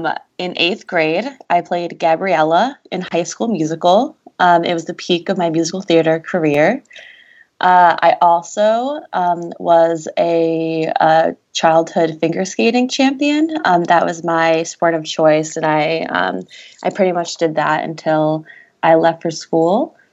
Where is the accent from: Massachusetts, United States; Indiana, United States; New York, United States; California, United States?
Massachusetts, United States; Salem; I was born in Salem, Massachusetts